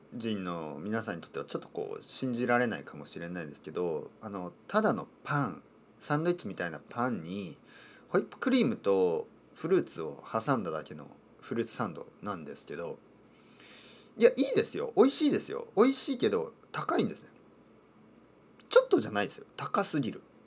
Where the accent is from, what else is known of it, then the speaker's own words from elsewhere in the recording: Kyushu, Japan; moved away; 田舎出身ですねあの九州の田舎出身